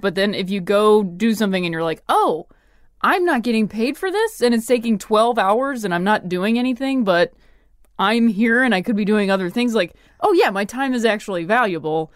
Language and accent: English; Midwest, United States; moved away as an adult; also born or lived in Ohio / Indiana / Chicago; I'm from the Midwest